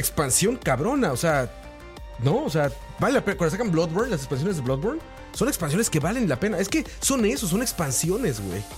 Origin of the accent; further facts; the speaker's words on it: Mexico; now in Costa Rica; Yo soy mexicano